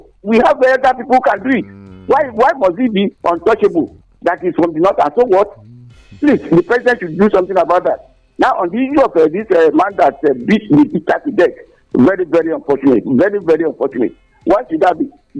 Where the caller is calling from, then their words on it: Nigeria; I'm calling from Kuto.